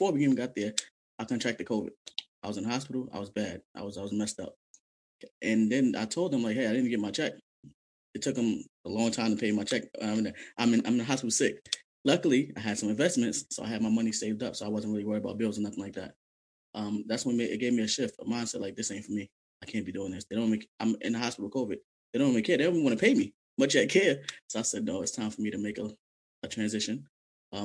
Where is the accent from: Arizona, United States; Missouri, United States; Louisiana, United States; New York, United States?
New York, United States; New York City; I'm originally from Brooklyn, New York